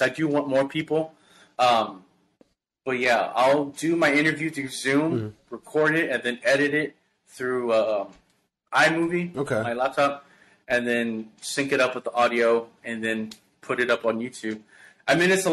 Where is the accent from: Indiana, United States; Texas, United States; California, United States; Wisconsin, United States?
Texas, United States; Houston; this is my community, this is my hometown, this is my city that I represent